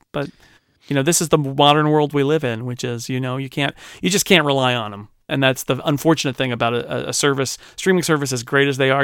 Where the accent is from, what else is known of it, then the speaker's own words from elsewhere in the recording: United States; I'm an American.